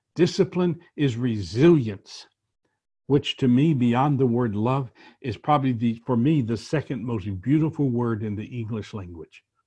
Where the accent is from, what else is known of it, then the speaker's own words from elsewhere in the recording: New Orleans, Louisiana, United States; I was born in New Orleans